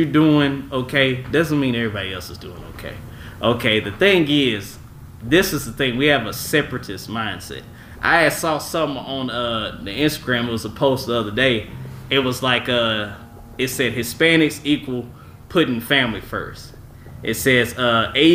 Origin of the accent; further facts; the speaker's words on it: Dallas, Texas, United States; I was raised here in Dallas